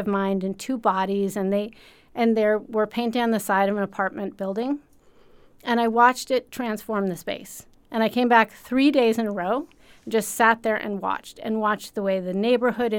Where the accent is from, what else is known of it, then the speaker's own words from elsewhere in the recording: Amherst, Massachusetts, United States; I grew up in Western Mass, up in the Amherst area